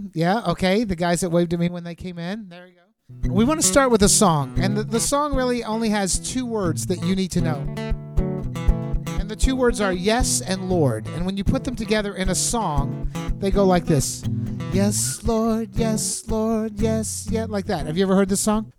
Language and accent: English; Texas, United States; I'm from Texas